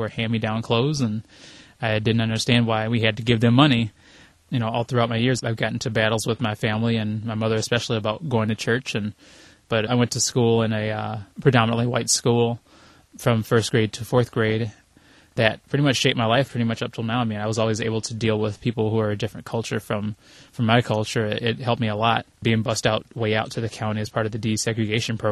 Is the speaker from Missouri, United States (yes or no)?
yes; St. Louis, Missouri, United States; also born or lived in Houston, Texas; now in Wisconsin, United States; I was born in St. Louis in 1978 during a thunderstorm at 4:05 in the morning